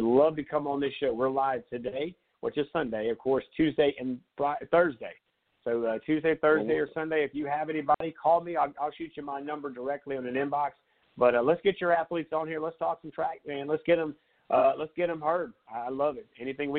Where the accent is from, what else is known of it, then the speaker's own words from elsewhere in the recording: Conway, South Carolina, United States; with that being my hometown and a college in my backyard.